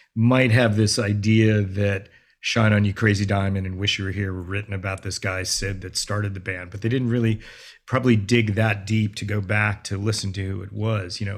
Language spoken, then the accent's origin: English; Los Angeles, California, United States; growing up as Asian American kid in L, kid in L